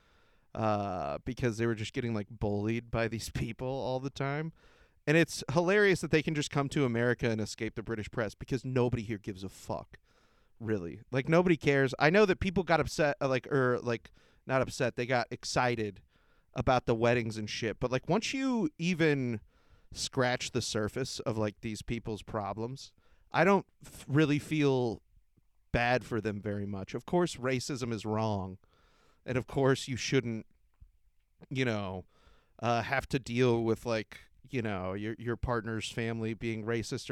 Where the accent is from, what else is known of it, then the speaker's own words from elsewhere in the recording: United States; I'm American.